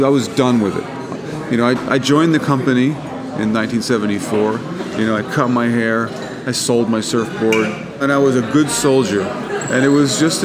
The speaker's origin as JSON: {"language": "English", "region": "Florida", "country": "United States", "tie": "born or raised there", "said": "I grew up in Florida, and we didn't wear shoes"}